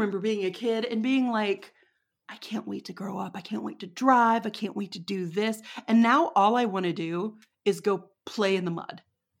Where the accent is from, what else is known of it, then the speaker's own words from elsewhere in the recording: Texas, United States; I know there were times where I was, like, kind of playing up my accent a little bit, you know, because I knew. I knew I was far away from Texas